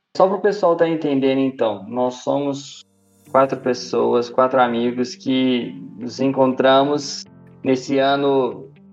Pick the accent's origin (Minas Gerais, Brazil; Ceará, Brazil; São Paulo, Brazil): Minas Gerais, Brazil; Belo Horizonte; tenho 33 anos, sou de Belo Horizonte